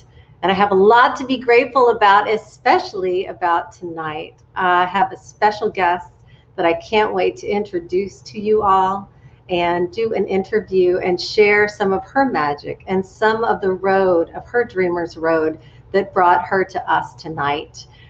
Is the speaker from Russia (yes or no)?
no; San Antonio, Texas, United States; ever since I was a little girl growing up in San Antonio, Texas